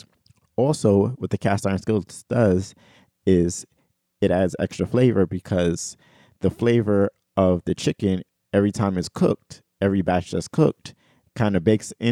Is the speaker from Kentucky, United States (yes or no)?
no; New York City, New York, United States; We're both from Brooklyn